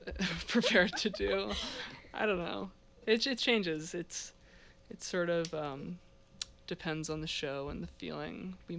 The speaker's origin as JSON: {"language": "English", "town": "Bethesda", "region": "Maryland", "country": "United States", "moved": "as an adult", "lives_now": "Burlington, United States", "said": "I'm from Bethesda, Maryland. It's like a suburb outside DC"}